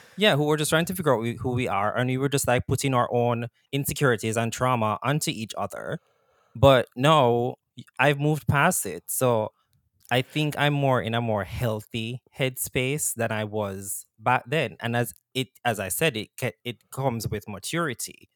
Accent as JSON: {"language": "English", "country": "Jamaica", "tie": "born or raised there", "moved": "yes", "said": "growing up in Jamaica"}